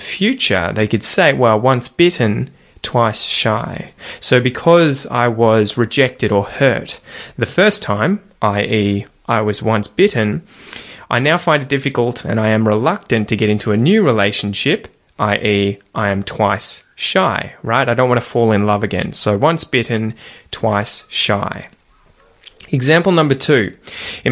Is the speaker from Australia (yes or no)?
yes; Australia; accent: Australian